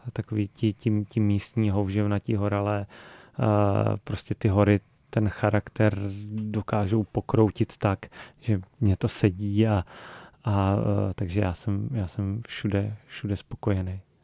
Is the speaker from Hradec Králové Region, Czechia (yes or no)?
yes; Krkonoše, Hradec Králové Region, Czechia; Já jsem z Krkonož